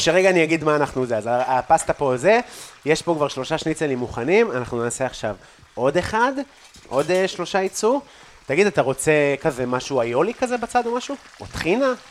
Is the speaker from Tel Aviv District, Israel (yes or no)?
no; Afula, Northern District, Israel; moved away; בבית, בעפולה